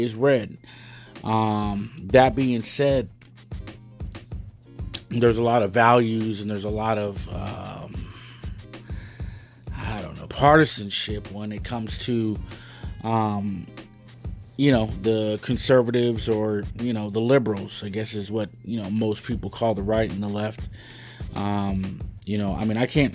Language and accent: English; United States; I'm a Chicano